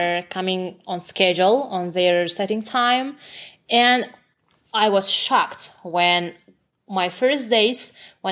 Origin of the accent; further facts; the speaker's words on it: Ashgabat, Turkmenistan; English is a second language; moved away as an adult; now in Seattle, United States; I'm from Turkmenistan, Ashgabat